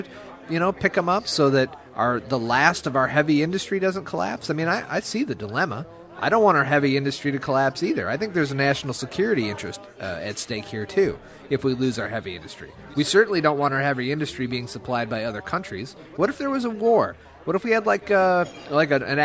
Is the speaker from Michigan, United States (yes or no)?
yes; Michigan, United States; I'm from Michigan